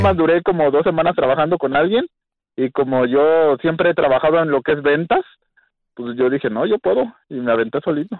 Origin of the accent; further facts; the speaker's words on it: California, United States; moved away as an adult; now in Fort Smith, United States; Soy de California.